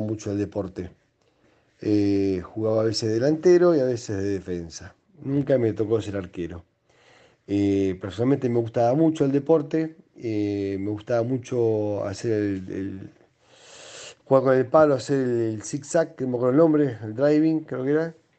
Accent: Buenos Aires, Argentina; now in Trelew, Argentina; Cuando yo era pequeño jugaba en un club de Buenos Aires al hockey también

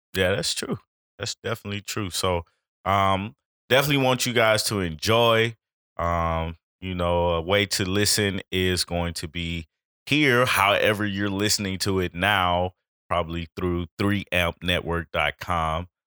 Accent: Chattanooga, Tennessee, United States; now in Atlanta, United States; I am from Chattanooga, Tennessee

